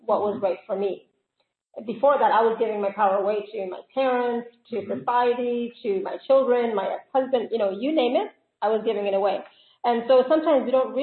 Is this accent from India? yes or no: yes; India; now in Vienna, Austria; I'm a woman. I'm also Indian.